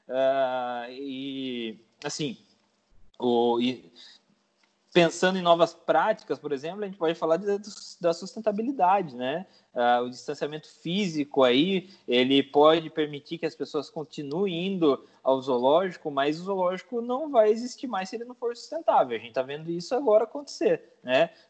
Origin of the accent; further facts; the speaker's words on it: Paraná, Brazil; eu sou do Paraná e eu amo araucária, sabe?